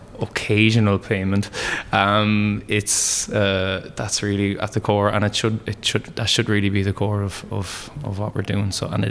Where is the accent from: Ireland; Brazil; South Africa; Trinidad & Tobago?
Ireland; Wexford, Leinster; moved away as an adult; also born or lived in Montreal, Canada; growing up in Wexford